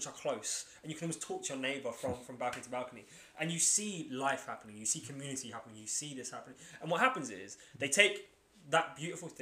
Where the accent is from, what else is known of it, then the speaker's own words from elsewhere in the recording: London, United Kingdom; I'm from Lewisham.